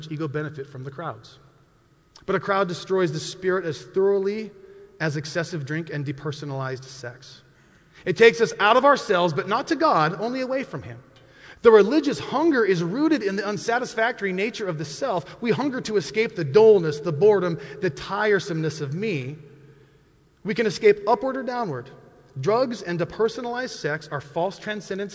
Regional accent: Montana, United States; I grew up in Montana.

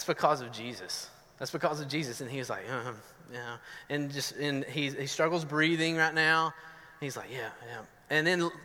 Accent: Northeast Georgia, United States; accent: southern; now in Medford, United States; I'm from Northeast Georgia

